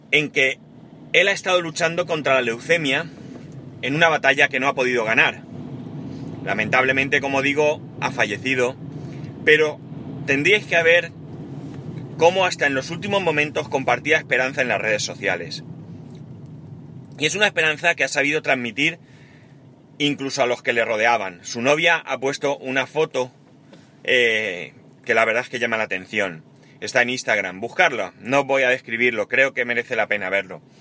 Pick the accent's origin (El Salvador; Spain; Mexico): Spain; Y en, en, muchas cosas somos buenos los españoles.